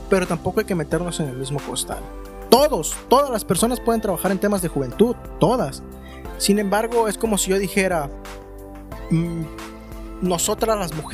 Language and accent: Spanish; Mexico; también soy mexicano